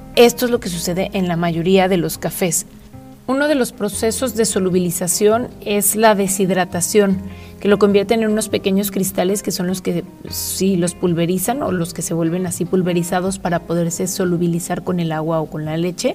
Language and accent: Spanish; Guadalajara, Jalisco, Mexico; los que somos de acá de Guadalajara